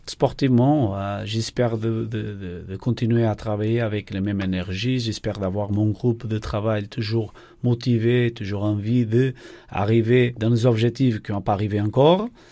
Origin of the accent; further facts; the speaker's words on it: Portugal; accent: Portuguese; French is a second language; moved away as an adult; also born or lived in Norway / Germany; now in Nancy, France; Je suis portugais, ma femme est brésilienne